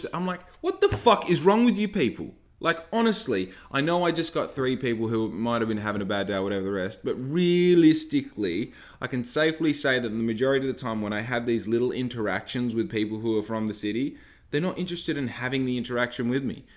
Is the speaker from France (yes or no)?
no; Bunbury, Western Australia, Australia; also born or lived in Victoria; most of my life I was brought up in Bunbury